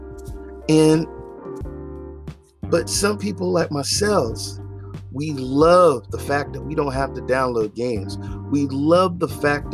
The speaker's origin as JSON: {"language": "English", "region": "the South", "country": "United States", "moved": "yes", "said": "I'm from the South"}